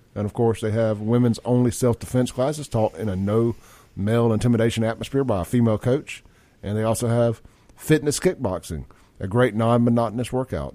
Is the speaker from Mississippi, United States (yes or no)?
yes; Jackson, Mississippi, United States; I grew up in South Jackson with John